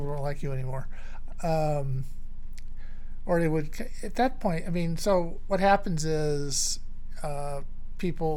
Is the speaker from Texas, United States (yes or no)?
yes; Dallas, Texas, United States; I was from Dallas.